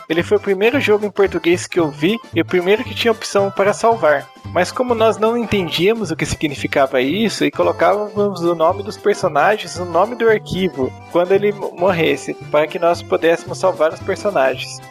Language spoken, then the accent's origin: Portuguese; Minas Gerais, Brazil; also born or lived in Varginha; Moro atualmente em Varginha, sou de Minas Gerais